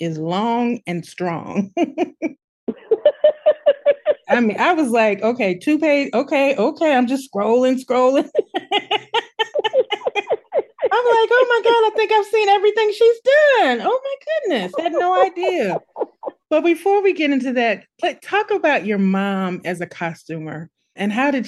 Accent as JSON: {"language": "English", "town": "St. Louis", "region": "Missouri", "country": "United States", "said": "I'm from St. Louis"}